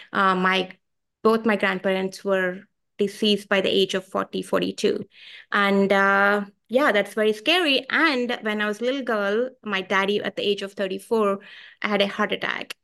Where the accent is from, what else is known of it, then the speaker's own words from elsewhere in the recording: Bangalore, Karnataka, India; moved away as an adult; now in Richmond; I come from India. I come from a place called Bangalore, India. I came here 20 years ago, and uh, I live in Richmond